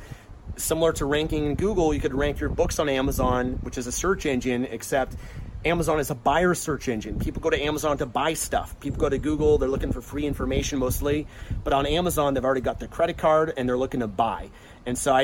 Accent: Vancouver, British Columbia, Canada; I'm from Vancouver, Canada, so that's where I came from.

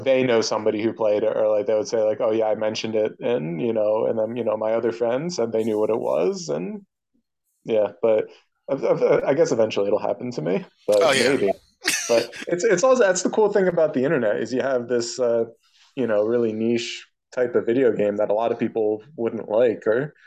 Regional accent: United States; I'm an American

